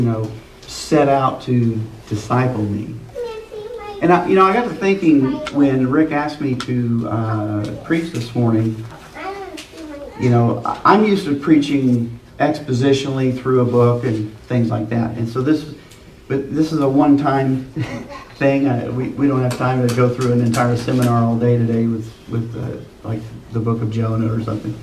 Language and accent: English; Liberty, Missouri, United States; I'm from the Kansas City area, Liberty particularly